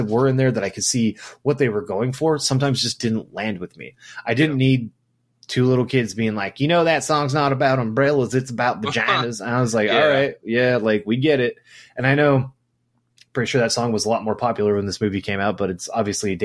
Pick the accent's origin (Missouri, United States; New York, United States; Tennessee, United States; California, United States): California, United States; I'm from California.